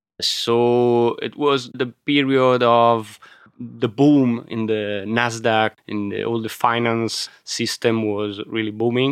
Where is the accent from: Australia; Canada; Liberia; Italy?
Italy; Milan, Lombardy; English is a second language; But my father was an engineer, so he left the region in the 60s and 70s. And so we grew up in Milano, me and my brother.